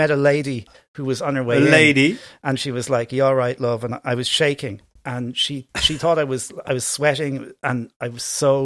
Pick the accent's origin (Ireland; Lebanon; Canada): Ireland; accent: Irish; my Irish accent